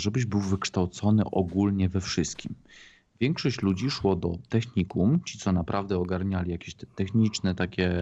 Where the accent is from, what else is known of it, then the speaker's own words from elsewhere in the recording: Poland; niedaleko mojej rodzinnej wsi były szyby naftowe